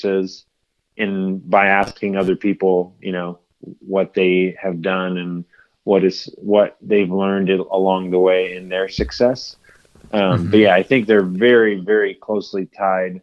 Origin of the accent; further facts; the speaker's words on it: United States; a product of just growing up in America